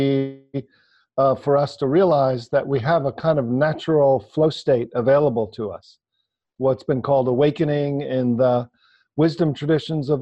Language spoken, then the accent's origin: English; New York City area, New Jersey, United States; I grew up in the New York City area, New Jersey